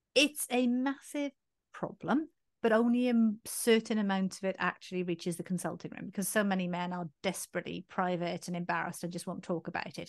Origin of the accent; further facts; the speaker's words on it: Swansea, Wales, United Kingdom; Swansea, which is actually my hometown